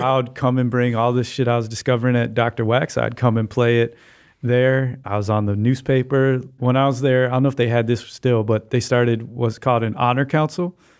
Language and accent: English; Chicago, Illinois, United States; I grew up in Hyde Park, um, uh, fifty-fourth and Hyde Park Boulevard